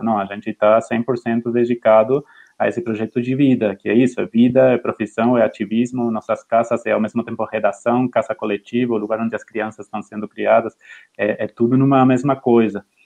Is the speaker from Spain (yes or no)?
no; Argentina; Portuguese is a second language; moved away as an adult; now in Brazil; eu sou argentino, eu trabalhava em Clarín e La Nación